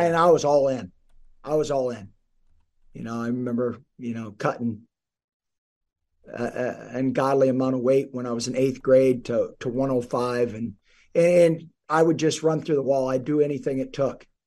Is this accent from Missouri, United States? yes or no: no; South Dakota, United States; now in Nebraska, United States; I grew up in South Dakota, about three hours north of here